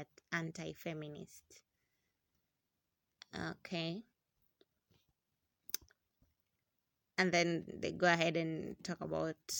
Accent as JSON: {"language": "English", "country": "Kenya", "said": "being Kenyan, being in a country where sex is never discussed"}